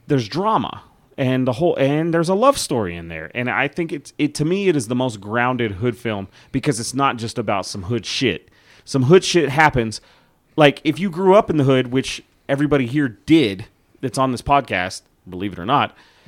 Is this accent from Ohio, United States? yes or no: no; Amarillo, Texas, United States; growing up in a neighborhood that we grew up in Amarillo, Texas